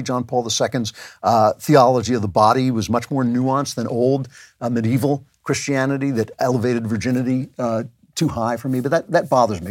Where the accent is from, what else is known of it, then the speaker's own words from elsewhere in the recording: United States; I am an American